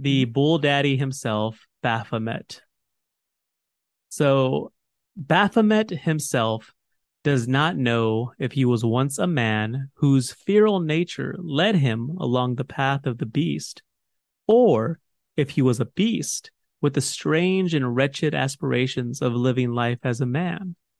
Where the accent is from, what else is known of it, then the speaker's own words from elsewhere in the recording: United States; I'm an American.